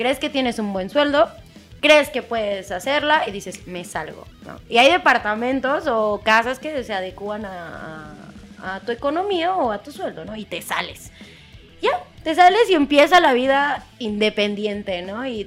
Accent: State of Mexico, Mexico; los que somos del Estado de México.

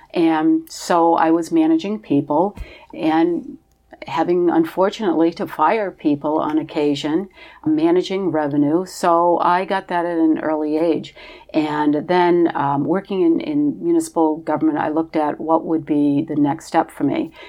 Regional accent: Portsmouth, New Hampshire, United States; I am originally from Portsmouth, New Hampshire.

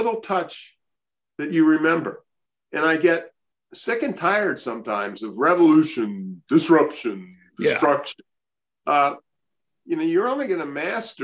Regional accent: Baltimore, Maryland, United States; I grew up in Baltimore

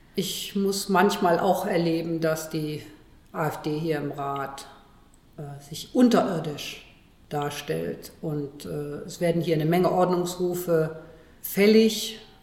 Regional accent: Cologne, North Rhine-Westphalia, Germany; ich bin ja gebürtige Kölnerin

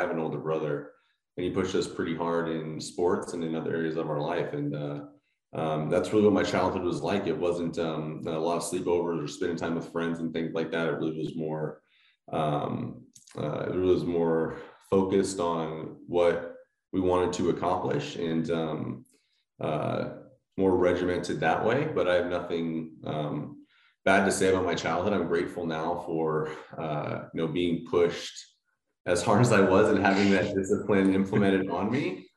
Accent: Palmdale, California, United States; I grew up here in Southern California in a small town called Palmdale.

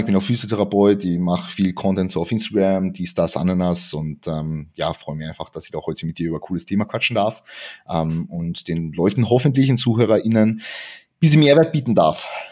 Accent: Klagenfurt, Carinthia, Austria; moved away as an adult; now in Vienna, Austria; eigentlich komme ich aus dem Süden Österreichs, ähm, aus Klagenfurt. Bin 2019 nach Wien gezogen

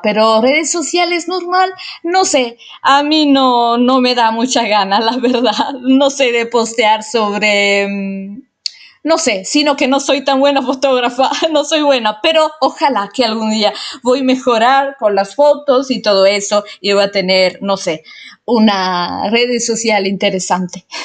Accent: Italy; Spanish is a second language; Soy italiana, obviamente, como muchos de ustedes saben, y igual se dieron cuenta porque mi español no es perfecto para nada.

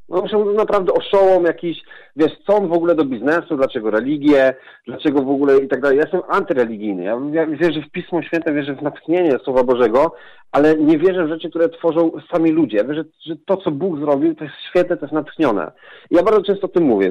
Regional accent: southern Poland, Poland; pochodzę z południa Polski, jestem takim, można powiedzieć, prawie góralem.

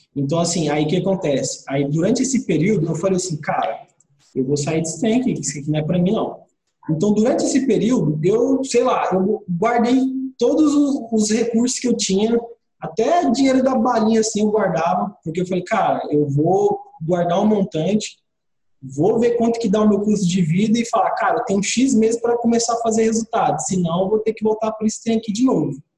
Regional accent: Mato Grosso, Brazil; moved away as an adult; now in Brasília, Brazil; eu vim lá do Mato Grosso, sabe? Do, do interiorzão lá do Mato Grosso. Então, eu morei minha vida toda lá.

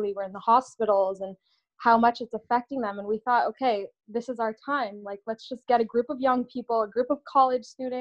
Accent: Southern California beach cities, United States; now in Los Angeles, United States; I grew up all over Long Beach, Huntington Beach, Redondo Beach, Manhattan Beach, just a bunch of different beach cities

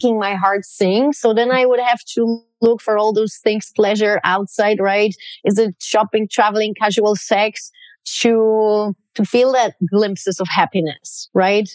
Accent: Poland; moved away; I grew up in Poland. I'm 100% Polish

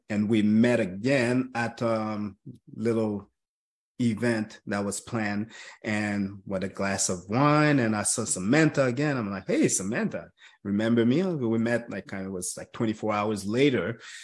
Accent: Montreal, Quebec, Canada; I was born and raised in Montreal

